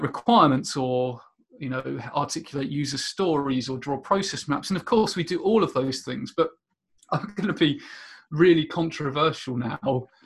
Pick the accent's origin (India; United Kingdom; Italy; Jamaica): United Kingdom; Portsmouth, South East England; also born or lived in Rochester, Minnesota, United States; I spent most of my time uh, growing up in the UK in a suburb just outside Portsmouth.